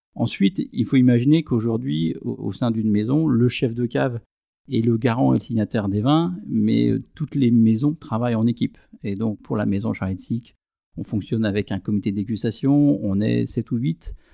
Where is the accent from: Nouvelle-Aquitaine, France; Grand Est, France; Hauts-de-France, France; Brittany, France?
Grand Est, France; Aÿ; Je suis un enfant du vignoble champenois, je suis né à Ailly, dans une famille de vignerons